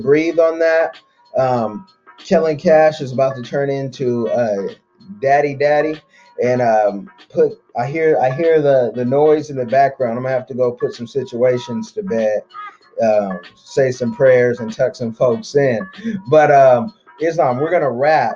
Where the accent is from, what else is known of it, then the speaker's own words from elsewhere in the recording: Oakland, California, United States; I'm from Oakland, California. There was a drug war growing up.